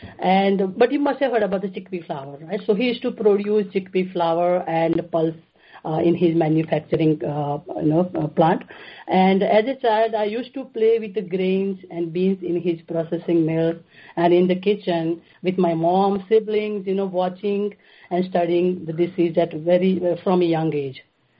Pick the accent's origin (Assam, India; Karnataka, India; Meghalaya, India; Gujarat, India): Gujarat, India; now in Saratoga, United States; I grew up in Gujarat, it's about, with the 60 million people, right, Gujarat has. And I am the youngest of the five children.